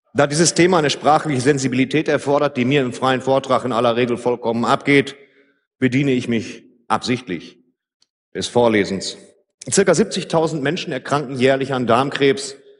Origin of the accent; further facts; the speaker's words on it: Ruhr area, North Rhine-Westphalia, Germany; Bei uns im Ruhrgebiet